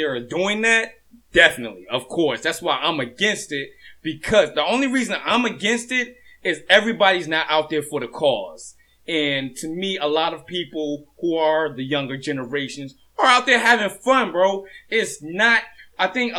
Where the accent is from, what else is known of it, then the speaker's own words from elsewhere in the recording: Hampton, Virginia, United States; also born or lived in Norfolk, Virginia; I'm from Norfolk, but I was raised in Hampton